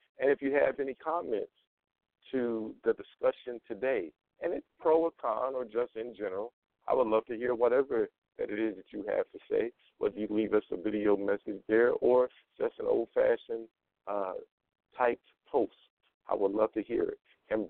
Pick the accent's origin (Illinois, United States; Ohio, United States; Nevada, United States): Nevada, United States; Las Vegas; Las Vegas, Nevada.